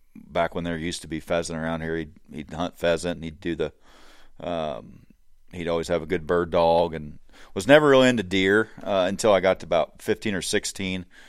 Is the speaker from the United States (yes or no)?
yes; Hancock County, Illinois, United States; I grew up here in Hancock County, uh, grew up on a farm